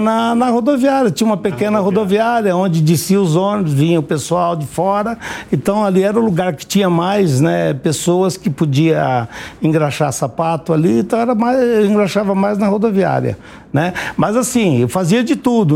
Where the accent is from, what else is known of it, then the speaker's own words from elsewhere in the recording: Paraná, Brazil; also born or lived in Nova Olímpia, Paraná; Eu nasci na beira do Rio Ivaí, eh, do Rio Ivaí, no estado do Paraná